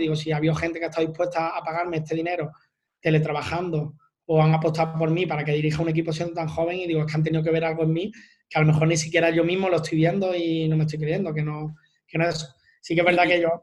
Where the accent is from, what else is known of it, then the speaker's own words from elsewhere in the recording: Málaga, Andalusia, Spain; yo soy de Málaga